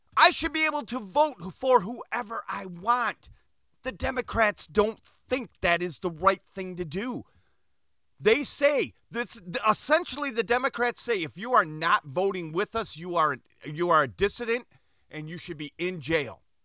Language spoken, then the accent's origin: English; United States; we, as American citizens